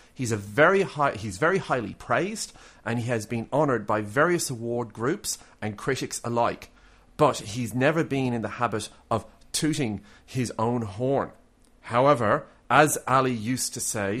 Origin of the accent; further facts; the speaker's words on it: Ireland; now in Australia; I'm Irish